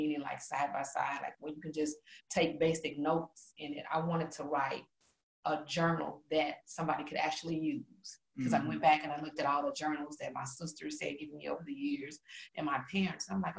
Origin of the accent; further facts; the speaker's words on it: Gary, Indiana, United States; Gary, Indiana.